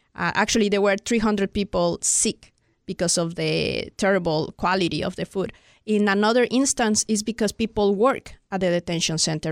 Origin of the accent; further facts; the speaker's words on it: Mexico City, Mexico; moved away as an adult; now in United States; I'm from Mexico City